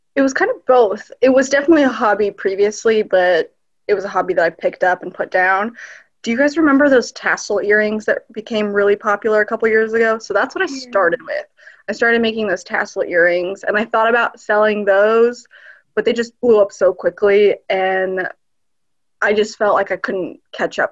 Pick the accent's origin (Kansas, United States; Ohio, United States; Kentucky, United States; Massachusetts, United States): Kentucky, United States; northern; also born or lived in Berlin, Germany / Sarajevo, Bosnia and Herzegovina; we moved into the US in the late 90s, like a lot of us. Um, and we settled here in northern Kentucky